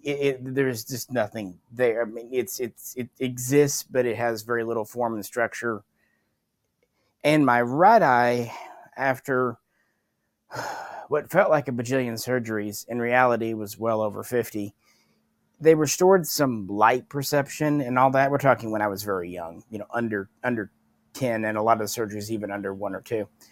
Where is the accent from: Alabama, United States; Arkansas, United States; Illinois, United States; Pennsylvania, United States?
Arkansas, United States; growing up in Arkansas